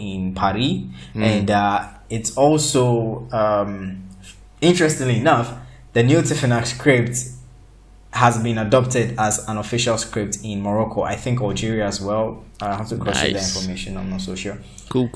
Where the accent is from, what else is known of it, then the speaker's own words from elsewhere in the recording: Nigeria; I'm Nigerian